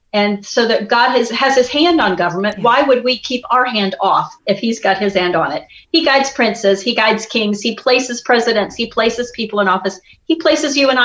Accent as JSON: {"language": "English", "region": "Midwest", "country": "United States", "tie": "born or raised there", "moved": "yes", "said": "I grew up in the Midwest"}